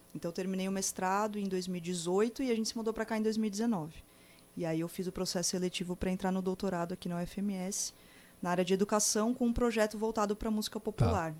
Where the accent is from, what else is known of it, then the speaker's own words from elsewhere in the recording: São Paulo, Brazil; moved away as an adult; now in Campo Grande, Brazil; eu sou de São Paulo, né? Nasci lá, vim para cá, para Campo Grande há quatro anos.